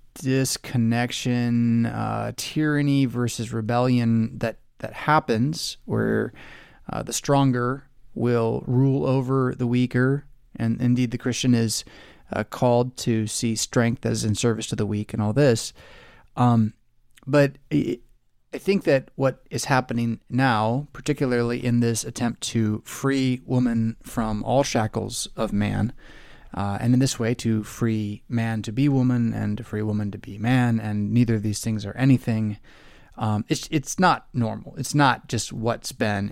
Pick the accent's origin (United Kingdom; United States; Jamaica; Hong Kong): United States; Southern California; growing up in Southern California